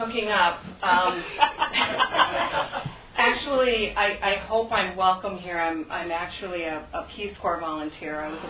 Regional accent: United States; also born or lived in Thailand; being an American

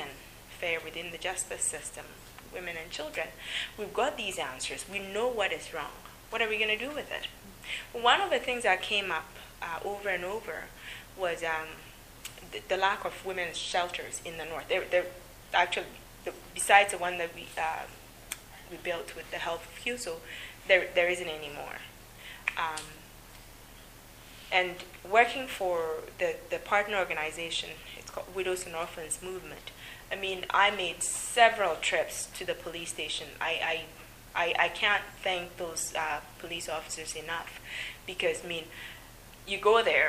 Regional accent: southern Ghana, Ghana; now in Canada; although I'm from Ghana, I'm from the south, I'm a Fanti

